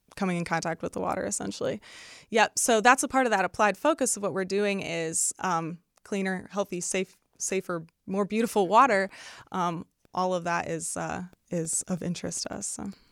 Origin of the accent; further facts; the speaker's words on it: Northwest Indiana, United States; I'm from Northwest Indiana